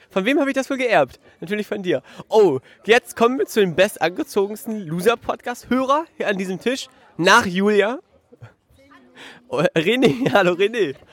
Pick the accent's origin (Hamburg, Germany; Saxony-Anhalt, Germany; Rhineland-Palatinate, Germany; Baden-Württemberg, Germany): Saxony-Anhalt, Germany; Magdeburg; Äh, ja, ich bin aus Magdeburg.